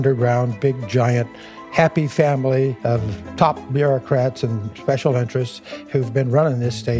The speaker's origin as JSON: {"language": "English", "town": "Sacramento", "region": "California", "country": "United States", "said": "I'm from Sacramento, California"}